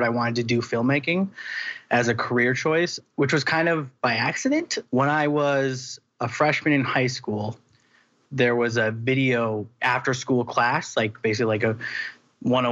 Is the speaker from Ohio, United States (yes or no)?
no; Wisconsin, United States; moved away as an adult; now in Los Angeles, United States; I went to college. I went to Marquette University in Wisconsin. We're both from Wisconsin.